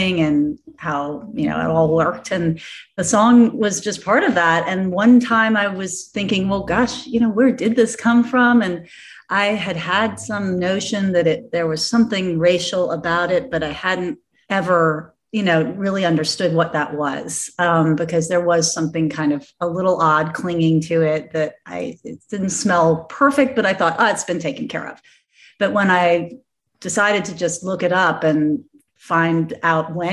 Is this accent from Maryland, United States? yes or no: no; Louisville, Kentucky, United States; moved away as an adult; Being a Kentuckian and growing up in Louisville